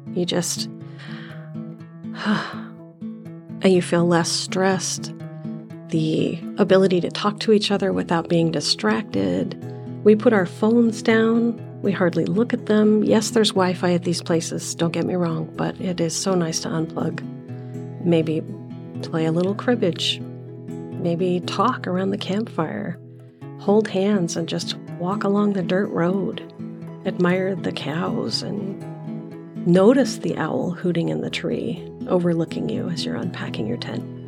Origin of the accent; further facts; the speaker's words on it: Iowa, United States; now in Arizona, United States; I grew up in Iowa, camping, boating, fishing, water skiing, hunting for morel mushrooms